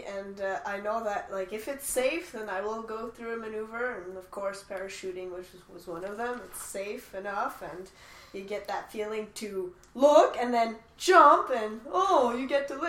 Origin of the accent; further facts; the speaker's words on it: Calgary, Alberta, Canada; now in Quebec, Canada; But I'm not a Quebecer. I was born in Calgary. That makes me an Albertan.